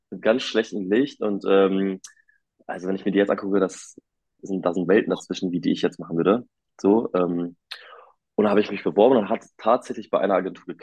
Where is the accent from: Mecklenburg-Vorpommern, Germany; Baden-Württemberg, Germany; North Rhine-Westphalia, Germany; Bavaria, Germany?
North Rhine-Westphalia, Germany; Ich bin äh, 24 Jahre alt und ich komme aus der Nähe von Münster.